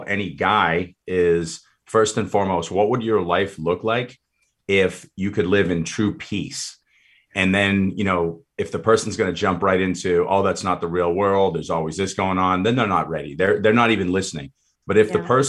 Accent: Boston, Massachusetts, United States; moved away; I grew up in Boston

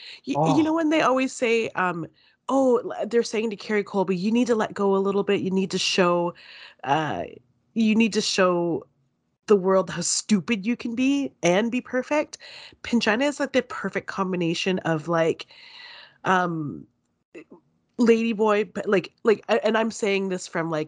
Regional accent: Canada; As a viewer and a Canadian, I'm shocked.

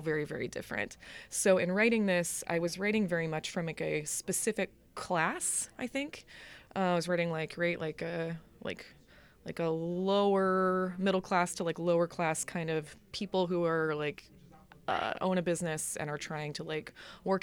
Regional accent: Orlando, Florida, United States; I grew up in Orlando. Um, I'm actually third generation Orlando.

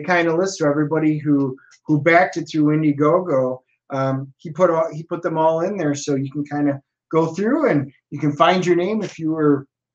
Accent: Wisconsin, United States; moved away; I was around in 1977. I was from Wisconsin.

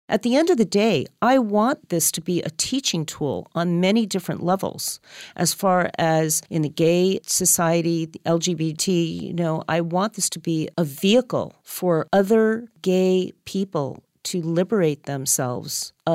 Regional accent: Los Angeles, California, United States; born there; And then 3.5 years later, I was born here in Los Angeles.

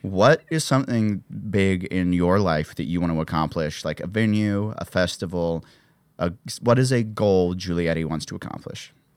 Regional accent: Columbia, Missouri, United States; moved away; Columbia, the city I grew up outside

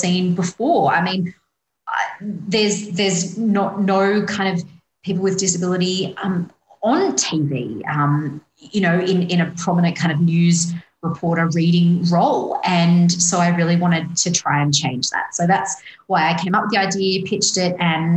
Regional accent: Sydney, New South Wales, Australia; I grew up in Western Sydney

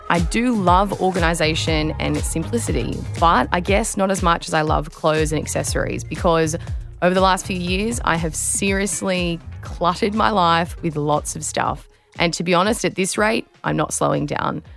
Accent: Australia

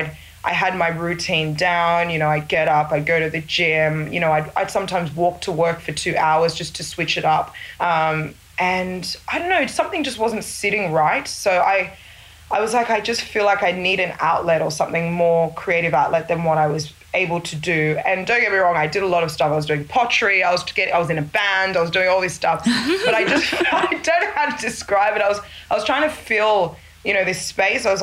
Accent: Australia; moved away as an adult; also born or lived in Sydney; now in Lagos, Nigeria; I was born and raised in Australia

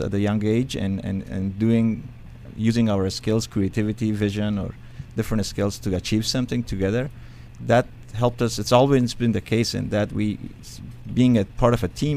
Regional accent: Afghanistan; English is a second language; now in United States; I was in a French school in Afghanistan

